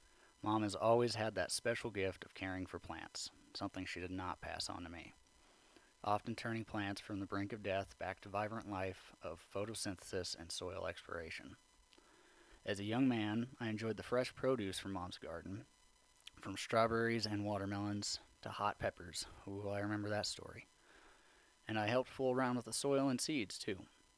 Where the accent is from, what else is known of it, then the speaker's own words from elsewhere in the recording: Cheyenne, Wyoming, United States; also born or lived in Salt Lake City / southern Utah; Now, I was born in Salt Lake City, Utah, spent my younger years in southern Utah before moving up to Cheyenne, Wyoming around the age of 10.